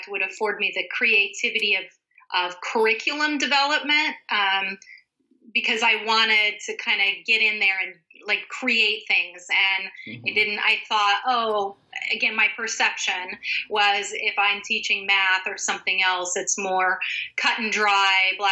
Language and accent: English; Sonoma County, California, United States; I grew up in Sonoma County, kind of a Sonoma County native